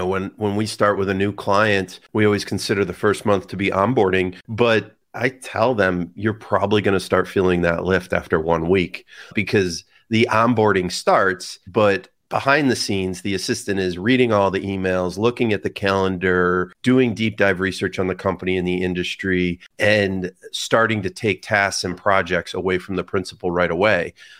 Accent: Canandaigua, New York, United States; Right outside Canandaigua, New York.

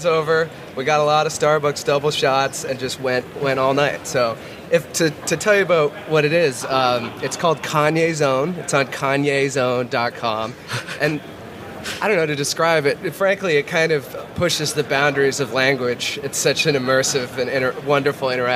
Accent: Boston, Massachusetts, United States; I'm from Boston.

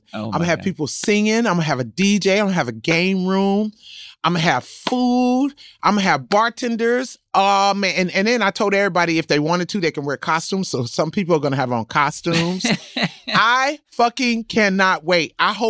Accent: Compton, California, United States; I'm from Compton.

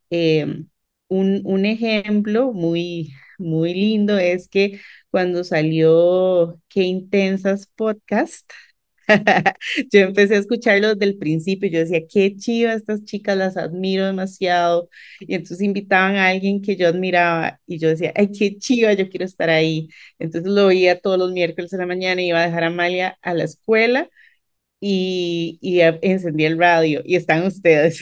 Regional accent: San Pedro, San José, Costa Rica; somos de San Pedro

